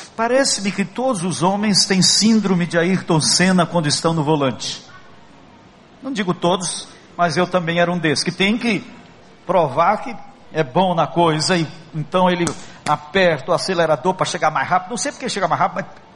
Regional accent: Brazil; nós somos brasileiros

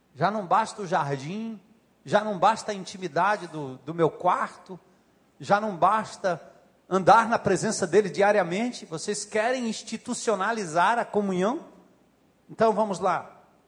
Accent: Northeast Region, Brazil; accent: nordestino; sotaque nordestino

